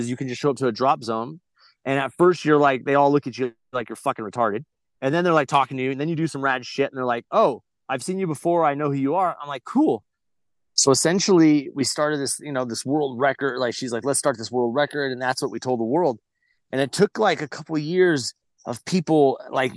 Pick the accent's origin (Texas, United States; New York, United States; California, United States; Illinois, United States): California, United States; Glamis; grew up in the dunes. I grew up in Glamis